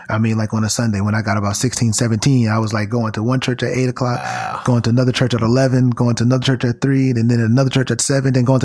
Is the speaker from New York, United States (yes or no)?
yes; Brooklyn, New York, United States; was the uh, lead director and musician at the uh, church that I grew up in in Brooklyn, Bed-Stuy.